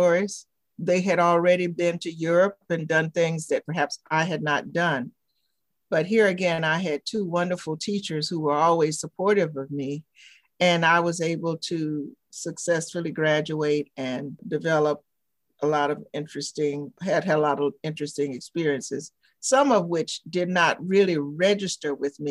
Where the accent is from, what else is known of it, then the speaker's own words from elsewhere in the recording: the South, United States; moved away as an adult; also born or lived in New Haven, Connecticut; growing up in the South